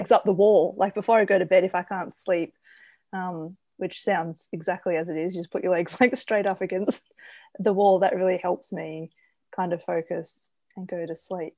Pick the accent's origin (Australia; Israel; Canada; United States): Australia; as an Australian